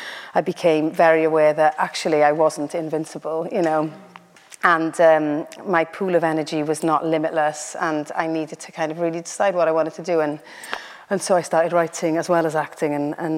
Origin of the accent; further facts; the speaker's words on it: Wales, United Kingdom; first language Welsh; Carys, I went through the militant Eisteddfod training as a Welsh-speaking child.